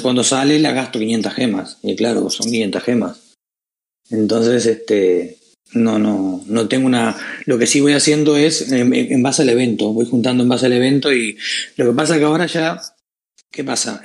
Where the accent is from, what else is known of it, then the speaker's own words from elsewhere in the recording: Uruguay; now in Spain; soy de Uruguay de nacimiento, pero yo llevo unos cuantos años acá en España